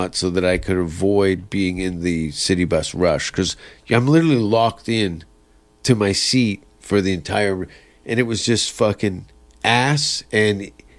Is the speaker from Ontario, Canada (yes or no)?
yes; Hamilton, Ontario, Canada; moved away as an adult; also born or lived in California; I grew up partly outside of Hamilton, Stony Creek